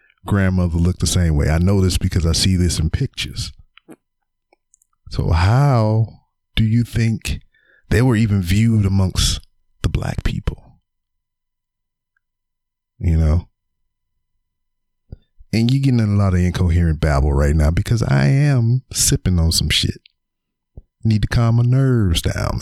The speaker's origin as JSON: {"language": "English", "town": "Lake Charles", "region": "Louisiana", "country": "United States", "tie": "born or raised there", "said": "I grew up in Lake Charles, Louisiana, on the north side"}